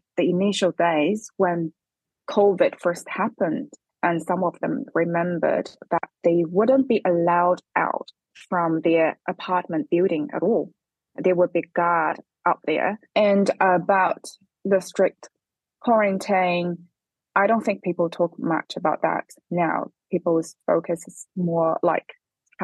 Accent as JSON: {"language": "English", "region": "Hubei", "country": "China", "tie": "born or raised there", "also_born_or_lived": "Beijing", "second_language": "English", "moved": "as an adult", "lives_now": "New Zealand", "said": "my hometown, Hubei"}